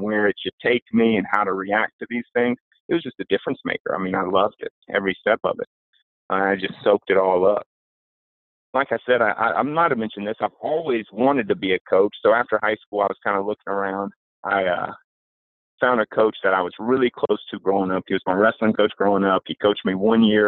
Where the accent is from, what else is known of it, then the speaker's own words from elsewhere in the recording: Roanoke, Virginia, United States; I'm from Roanoke, Virginia, which is Southwest Virginia.